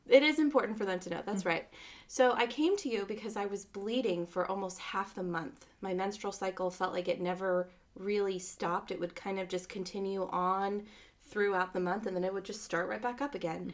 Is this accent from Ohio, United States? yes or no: no; Phoenix, Arizona, United States; I was born in Phoenix